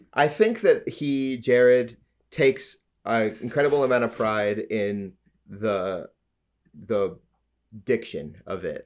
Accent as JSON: {"language": "English", "region": "Alberta", "country": "Canada", "moved": "yes", "lives_now": "Ontario, Canada", "said": "I'm from Alberta. my family's lived in Alberta a long time."}